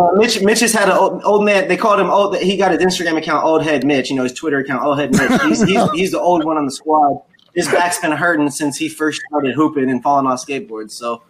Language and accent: English; Seattle, Washington, United States; We come from Seattle. It's the pickiest group of people in the country outside.